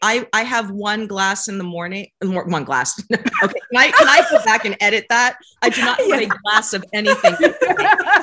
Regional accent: San Francisco, California, United States; I was born and raised in San Francisco

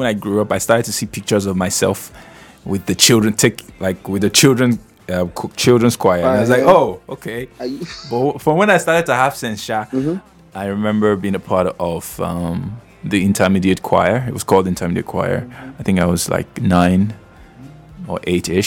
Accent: Edo, Nigeria; I'm from Edo State, born in Edo State, raised in Edo State.

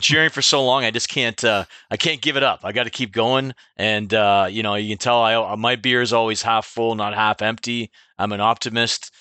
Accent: Clinton, Ontario, Canada; I grew up in Clinton. I was born here.

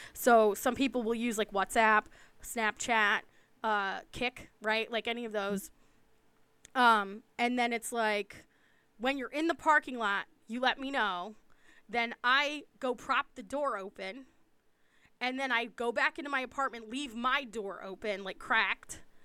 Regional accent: East Coast, United States; I'm from the East Coast.

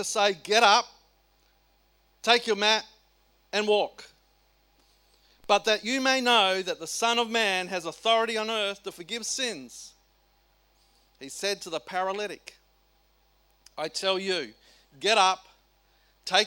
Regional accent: South Australia, Australia; I come from South Australia

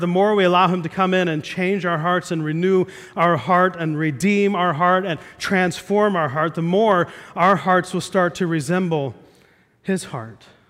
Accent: Midwest, United States; We played euchre a lot growing up in the Midwest

